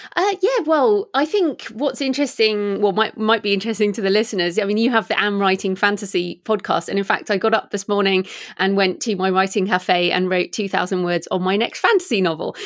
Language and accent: English; England, United Kingdom; moved away as an adult; also born or lived in Australia; I'm obviously English and, um, I was living in Australia at the time.